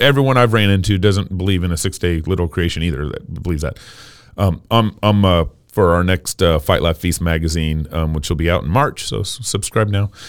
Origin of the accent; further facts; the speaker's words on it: Texas, United States; now in Idaho, United States; I was born and raised in Texas